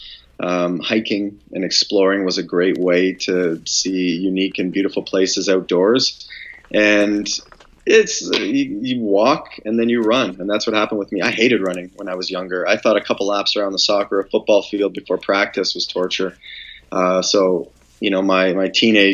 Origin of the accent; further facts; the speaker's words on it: London, Ontario, Canada; moved away; also born or lived in Canadian Rockies; I grew up in London, Ontario. That's where our family house is.